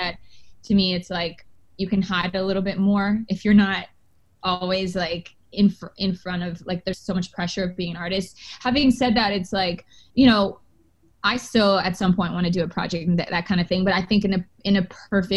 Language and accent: English; Canada; because I'm actually Canadian